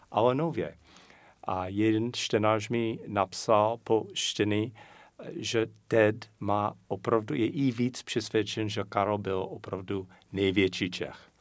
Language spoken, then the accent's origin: Czech; United States; Czech is a second language; moved away as an adult; now in Czech Republic; A já jako Američan